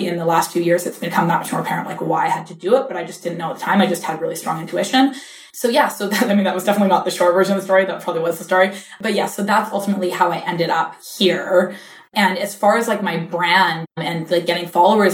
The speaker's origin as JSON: {"language": "English", "region": "British Columbia", "country": "Canada", "tie": "born or raised there", "first_language": "English", "moved": "as an adult", "lives_now": "New York, United States", "said": "I'm like born and raised in small town British Columbia"}